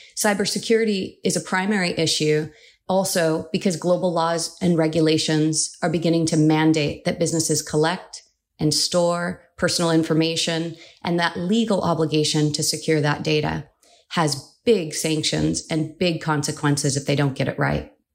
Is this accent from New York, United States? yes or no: no; California, United States; California was the first state, and that's my home state where I was born and raised